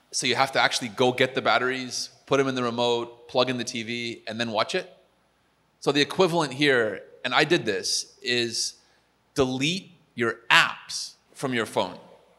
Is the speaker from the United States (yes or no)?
yes; United States; as an American